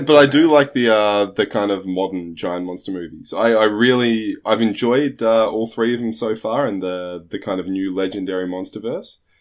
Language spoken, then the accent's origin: English; Australia; now in Trondheim, Norway; I'm obviously not from Norway. I'm from Australia originally